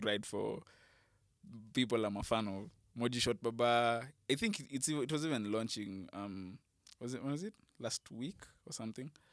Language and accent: English; Kenya; me as a Kenyan music fan